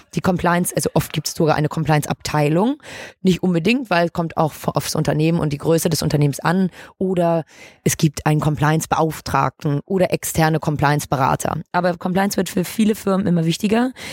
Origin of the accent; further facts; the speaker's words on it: Hamburg, Germany; Ich bin 25, gebürtige Hamburgerin